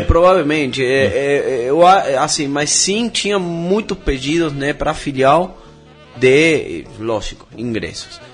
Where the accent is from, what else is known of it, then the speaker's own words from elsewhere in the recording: Argentina; moved away as an adult; now in São Paulo, Brazil; eu nasci na Argentina